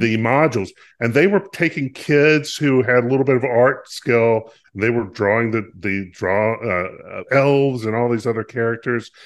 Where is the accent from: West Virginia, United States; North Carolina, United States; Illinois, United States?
North Carolina, United States; I grew up in North Carolina